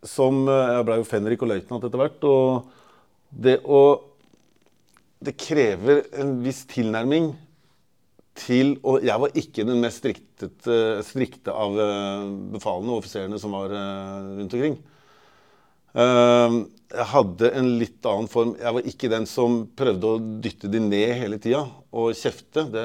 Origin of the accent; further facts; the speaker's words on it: Porsgrunn, Telemark, Norway; also born or lived in Trøndelag; Halv trønder og halv porsgrunnsvin. Så jeg er liksom både trønder og telemarking.